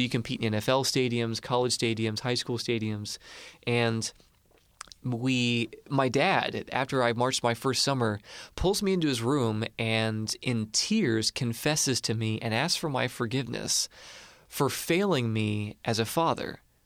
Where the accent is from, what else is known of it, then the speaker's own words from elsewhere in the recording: Marion, Illinois, United States; I grew up in Marion. It's like a rival town